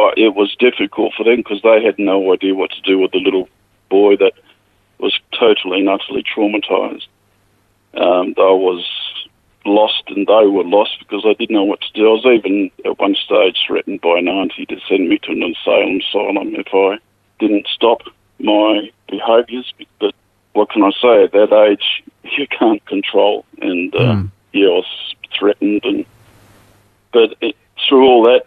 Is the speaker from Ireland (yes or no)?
no; the Murchison, Western Australia, Australia; now in Narrogin, Australia; I was born in a little mining town, a gold mining town in the Murchison. It's basically on the edge of the desert